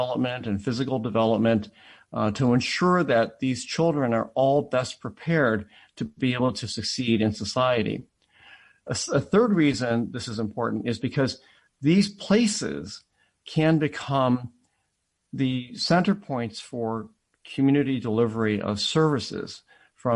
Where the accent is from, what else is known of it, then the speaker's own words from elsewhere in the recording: Akron, Ohio, United States; also born or lived in Atlanta, Georgia; I was born in Jim Crow Atlanta and grew up in an all-white school district in Akron, Ohio